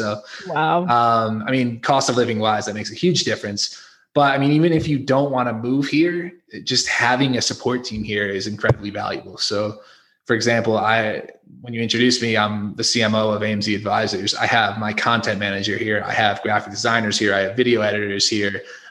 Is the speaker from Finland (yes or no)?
no; Connecticut, United States; moved away as an adult; now in Mexico; I'm from Connecticut originally.